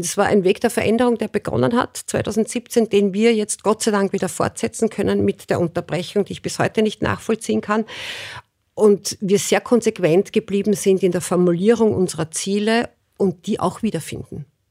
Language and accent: German; Burgenland, Austria; ich komme aus dem Burgenland